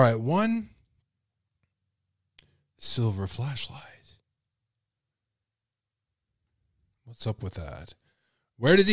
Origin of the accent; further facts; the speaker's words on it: Texas, United States; I'm from Texas